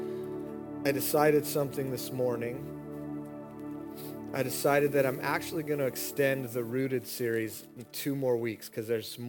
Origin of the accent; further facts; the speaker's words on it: United States; as an American